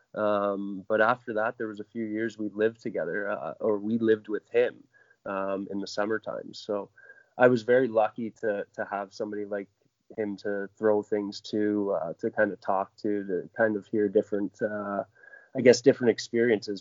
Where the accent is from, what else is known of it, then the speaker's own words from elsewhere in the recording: Oakville, Ontario, Canada; I grew up in Oakville, just outside Toronto